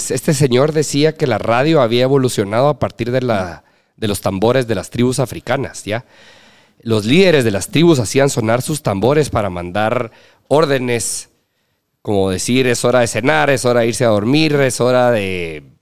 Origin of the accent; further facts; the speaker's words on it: Petén, Guatemala; Yo soy petenero